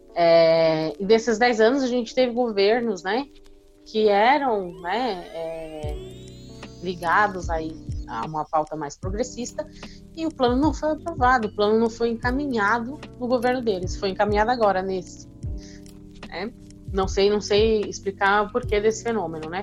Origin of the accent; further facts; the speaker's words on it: Guarulhos, São Paulo, Brazil; eu sou de Cumbica, né? Então eu também sou de uma região mais afastada